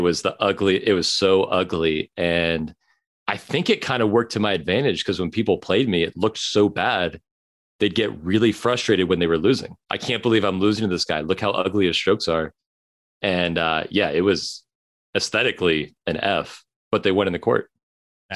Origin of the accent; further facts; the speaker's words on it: Chapel Hill, North Carolina, United States; also born or lived in Long Beach, California; I grew up in Long Beach